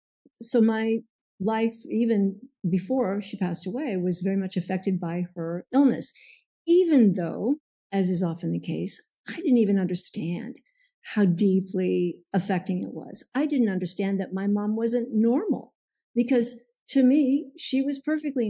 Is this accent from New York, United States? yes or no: no; Pasadena, California, United States; I grew up in Pasadena